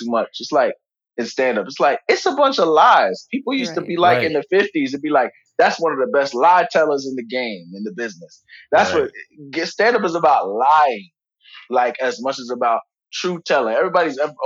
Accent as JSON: {"language": "English", "region": "New York", "country": "United States", "tie": "born or raised there", "said": "I'm from New York"}